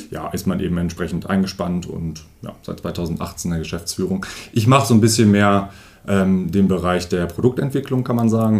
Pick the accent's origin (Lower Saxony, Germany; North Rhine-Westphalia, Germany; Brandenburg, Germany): Lower Saxony, Germany; Lonau; now in Osterode am Harz, Germany; als gebürtiger Lohnau, ist tatsächlich Lohnau